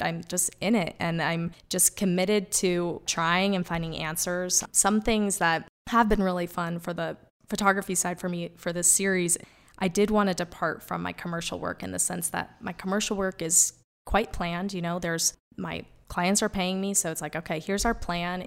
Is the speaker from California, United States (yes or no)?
no; Wyoming, United States; also born or lived in New York; growing up in Wyoming as a kid